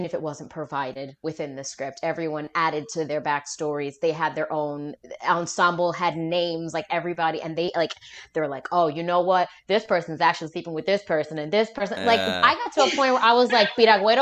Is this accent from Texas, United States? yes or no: no; New York, United States; I'm born and raised in New York